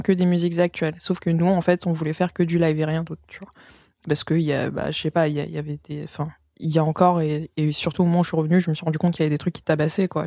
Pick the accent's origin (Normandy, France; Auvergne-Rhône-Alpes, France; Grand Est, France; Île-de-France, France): Île-de-France, France; Vitry-sur-Seine; moved away as an adult; also born or lived in United States / Netherlands / Paris; j'ai grandi en France